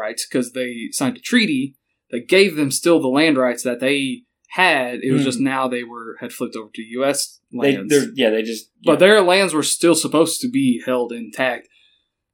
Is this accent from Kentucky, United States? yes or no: yes; Kentucky, United States; I am from Kentucky.